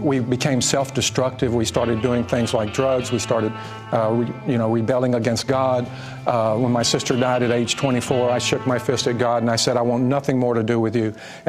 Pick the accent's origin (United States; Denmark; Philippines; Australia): United States; Richmond, Texas; I grew up in Richmond, Texas